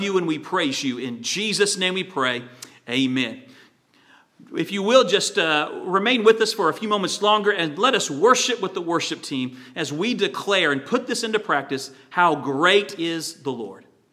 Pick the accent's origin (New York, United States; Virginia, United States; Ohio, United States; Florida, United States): Virginia, United States; When I was a teenager, I grew up in Virginia on the coast